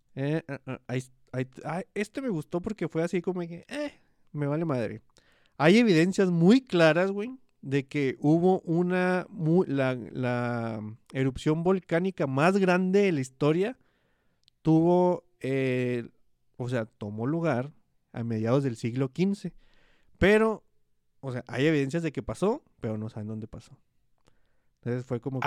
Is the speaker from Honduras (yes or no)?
no; Hidalgo del Parral, Chihuahua, Mexico; Parral, que es la ciudad donde yo nací.